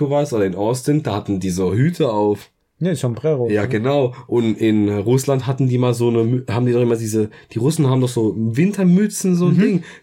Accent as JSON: {"language": "German", "country": "Germany", "said": "Ich bin Deutscher"}